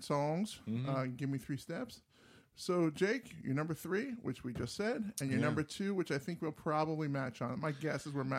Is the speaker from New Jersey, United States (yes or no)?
yes; New Jersey, United States; also born or lived in New York; My parents moved when I was like a junior in college. They moved from New Jersey to Mississippi.